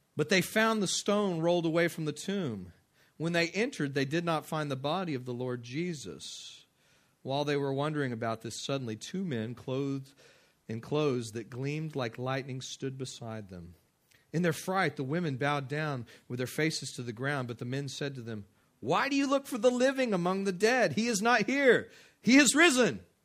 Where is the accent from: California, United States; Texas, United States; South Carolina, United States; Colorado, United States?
Texas, United States; West; I grew up in West Texas